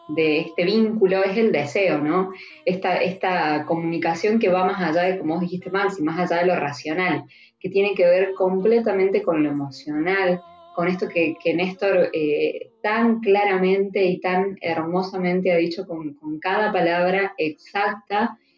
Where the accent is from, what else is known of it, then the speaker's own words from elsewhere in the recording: Mendoza, Argentina; now in Córdoba, Argentina; yo soy de Mendoza, vivo en Córdoba, entonces tengo toda mi familia allá